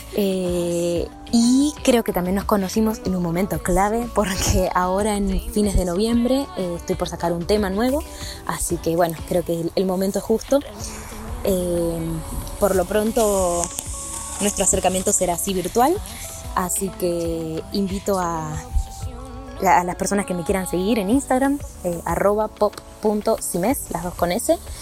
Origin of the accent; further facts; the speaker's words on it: Salta, Argentina; Soy de Salta.